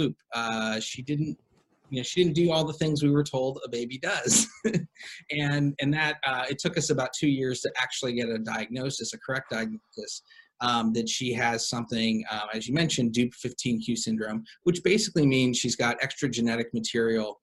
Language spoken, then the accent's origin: English; Cleveland, Ohio, United States; now in Los Angeles, United States; I am originally from Cleveland, Ohio. My wife and I are both, we actually went to high school together